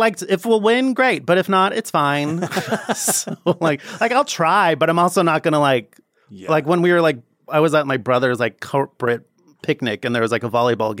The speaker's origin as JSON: {"language": "English", "town": "San Jose", "region": "California", "country": "United States", "tie": "born or raised there", "said": "San Jose, California."}